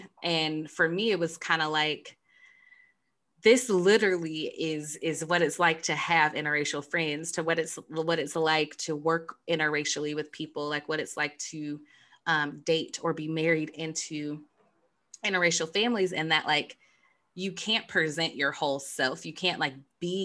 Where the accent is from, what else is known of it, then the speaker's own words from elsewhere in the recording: United States; us Americans